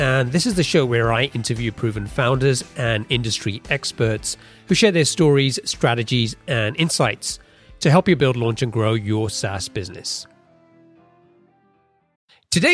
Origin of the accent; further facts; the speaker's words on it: England, United Kingdom; moved away as an adult; also born or lived in Seattle area; now in Seattle, United States; I grew up in England. I moved to the Seattle area about 10 years ago.